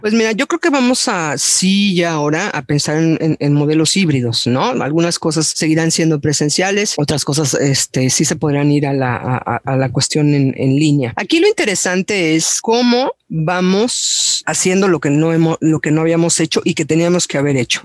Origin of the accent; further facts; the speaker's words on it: Mexico; como docentes mexicanos